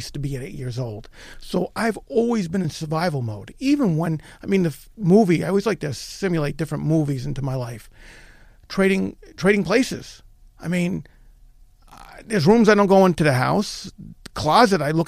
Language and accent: English; New York, United States; I was born in East Harlem, New York.